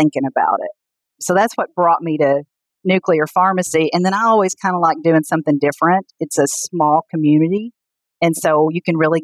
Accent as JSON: {"language": "English", "town": "Pocahontas", "region": "Arkansas", "country": "United States", "tie": "born or raised there", "also_born_or_lived": "Arizona", "moved": "as an adult", "lives_now": "Arkansas, United States", "said": "I grew up in Pocahontas, Arkansas, which is a small town in northeast Arkansas"}